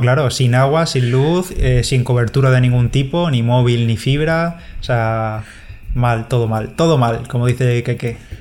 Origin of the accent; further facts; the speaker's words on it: a village near Orihuela, Valencian Community, Spain; En mi pueblo, que además está muy cerquita de Orihuela